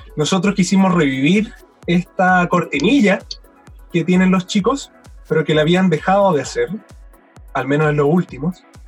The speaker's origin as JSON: {"language": "Spanish", "country": "Chile", "also_born_or_lived": "Valdivia", "said": "siendo chileno"}